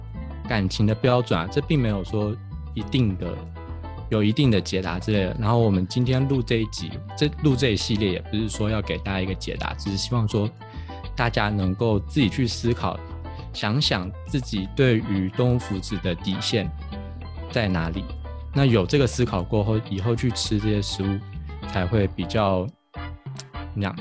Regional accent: Taiwan; 哦，我们台湾人都去什么国外国家当台劳之类的

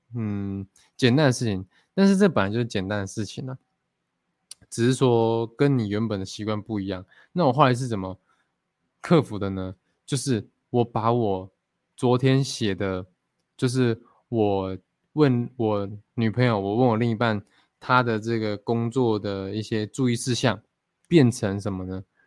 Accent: Fengyuan, Taichung, Taiwan; 我其实一直很想要学我的原住民的母语啦，因为我从小就在丰原长大嘛 就是都市长大

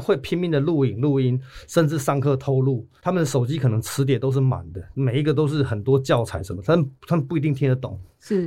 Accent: Chiayi, Taiwan; first language Taiwanese Hokkien; 我们台语才是我们自，在嘉义真的比较

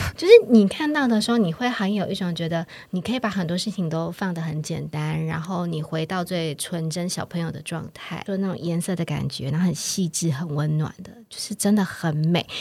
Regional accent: Taiwan; 像我们台湾人一样，秋天是很肃杀

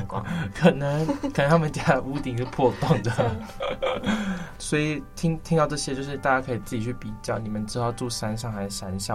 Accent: Tainan, Taiwan; moved away as an adult; now in Taipei, Taiwan; 因为我是台南来的嘛

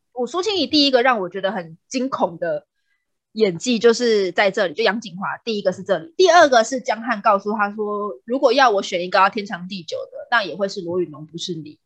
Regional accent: Taiwan; 因为我们是台湾人

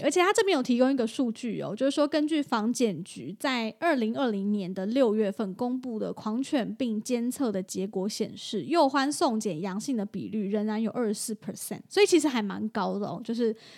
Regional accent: Taichung, Taiwan; 就是我台中人

